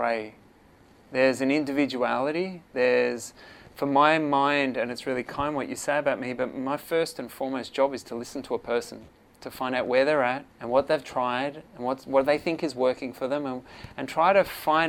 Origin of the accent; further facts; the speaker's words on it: Perth, Western Australia, Australia; accent: Australian; moved away as an adult; now in Phuket, Thailand; the accent will say Australia, born and bred in Perth, Western Australia